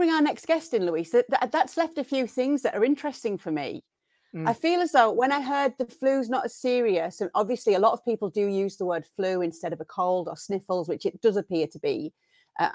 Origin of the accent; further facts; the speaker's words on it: England, United Kingdom; as an English person.